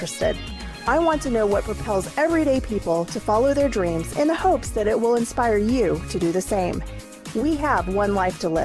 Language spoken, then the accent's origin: English; Kansas City, United States; we're both from Kansas City